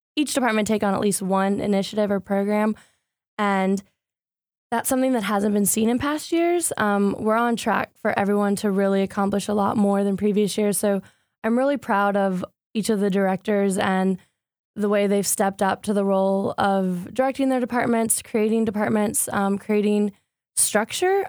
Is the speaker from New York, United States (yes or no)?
no; Greenville, North Carolina, United States; now in Raleigh, United States; originally, I'm from Greenville, North Carolina. I lived there since I was seven